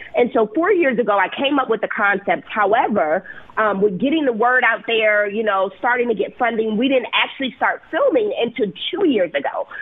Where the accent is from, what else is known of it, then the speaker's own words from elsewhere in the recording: Milwaukee, Wisconsin, United States; moved away as an adult; also born or lived in Santa Clara, California / Chicago, Illinois; I was born and raised in Milwaukee